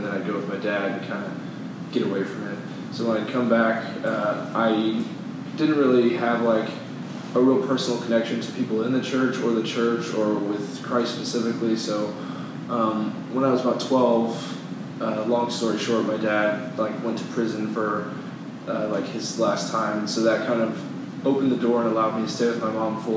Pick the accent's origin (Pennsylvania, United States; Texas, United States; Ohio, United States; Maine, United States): Texas, United States; The Woodlands; I'm from the Woodlands.